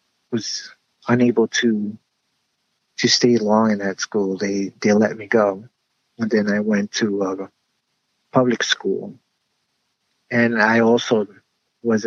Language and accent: English; Union City, New Jersey, United States; I was brought up in Union City, New Jersey